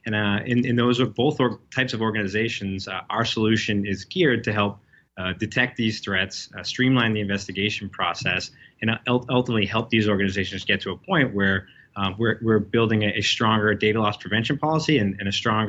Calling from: Boston, Massachusetts, United States; I'm dialing in from the Back Bay of Boston

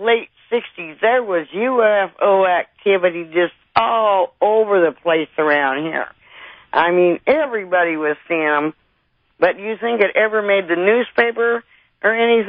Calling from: Mill City, Oregon, United States; I'm calling from Mill City, Oregon.

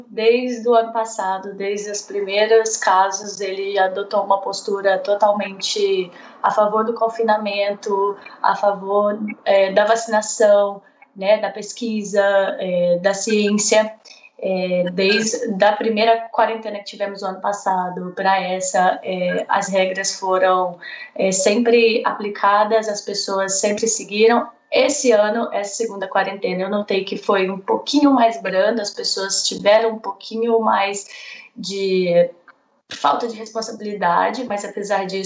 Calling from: Lisbon, Portugal; Agora eu estou em Lisboa.

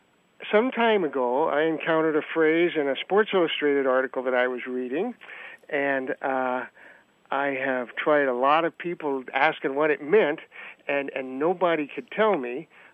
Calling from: Bloomington, Indiana, United States; I'm calling from Bloomington, Indiana.

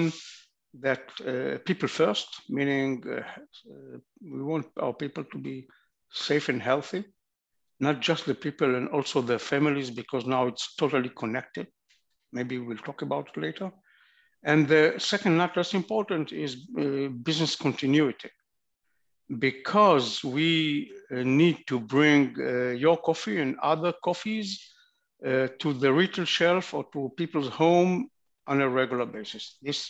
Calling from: Tel Aviv, Tel Aviv District, Israel; I'm calling from Tel Aviv.

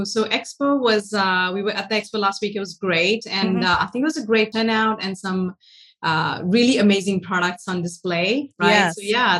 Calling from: Sacramento, California, United States; I'm in the beautiful Northern California. So I'm based in Sacramento

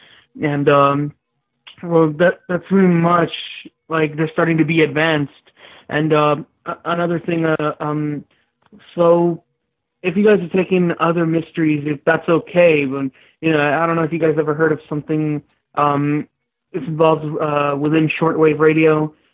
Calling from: California, United States; I'm still calling from California in a little small town. Well, not exactly a small town. It's like the fifth largest town in California

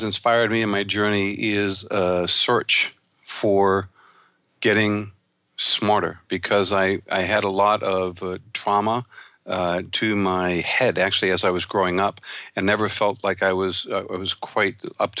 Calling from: Ventura, California, United States; I'm calling from Ventura, California.

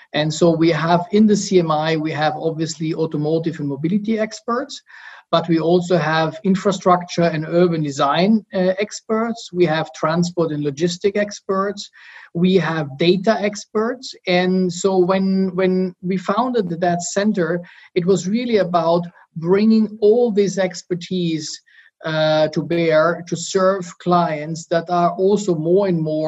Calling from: Munich, Bavaria, Germany; I'm calling in from Munich, Germany.

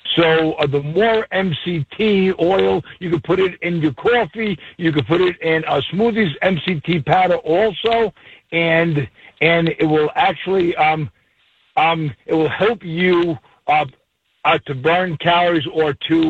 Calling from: Killington, Vermont, United States; I'm calling you from Killington, Vermont, with the Spartan Race.

